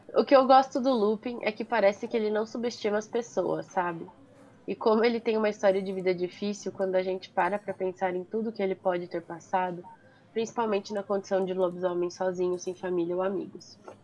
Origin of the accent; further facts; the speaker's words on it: Brazil; eu nasci born and raised no Brasil.